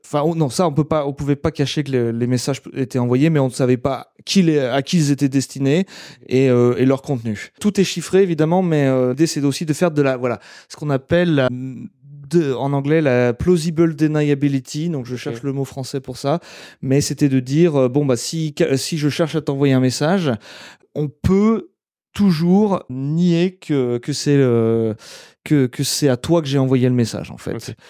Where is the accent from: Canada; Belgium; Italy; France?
France; now in Germany; en tant que Français